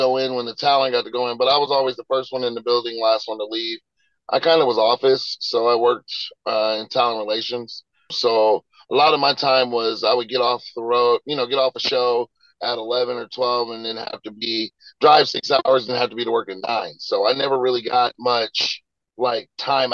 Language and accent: English; Illinois, United States; my home state